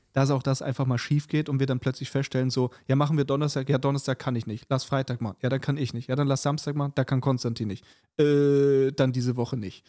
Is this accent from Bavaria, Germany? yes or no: yes; Munich, Bavaria, Germany; moved away; mit Bayern und München quasi, ähm, dadurch, dass es ja meine alte Heimat ist